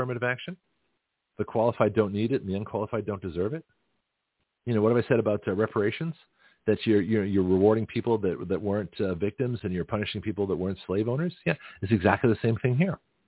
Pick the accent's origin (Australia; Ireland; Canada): Canada; now in United States; I'm Canadian by birth, but I'm an American citizen